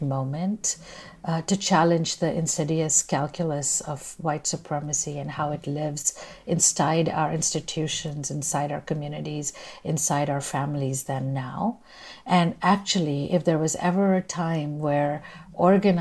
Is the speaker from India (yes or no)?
yes; India; moved away as an adult; now in United States; I'm Indian by birth, and I came to the U.S. as a student